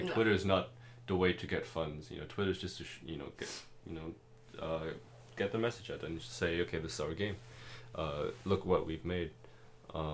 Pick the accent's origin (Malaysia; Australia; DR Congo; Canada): Malaysia; first language German and Cantonese; English is a second language; moved away; being from Malaysia